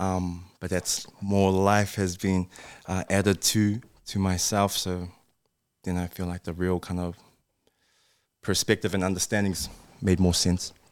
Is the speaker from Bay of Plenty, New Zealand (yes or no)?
no; Auckland, New Zealand; also born or lived in Japan; I'm from New Zealand